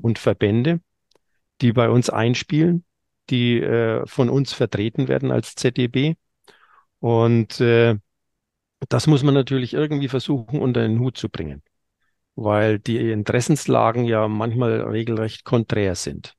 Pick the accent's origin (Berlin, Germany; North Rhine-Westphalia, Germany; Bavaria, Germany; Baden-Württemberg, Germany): Bavaria, Germany; Franconia; bei uns in Franken